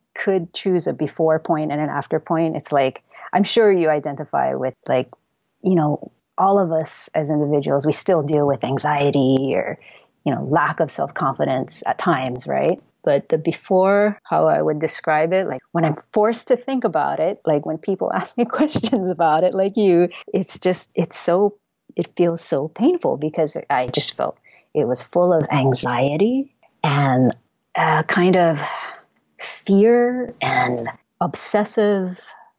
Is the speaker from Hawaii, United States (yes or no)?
yes; Hawaii, United States; I was born and raised in Hawaii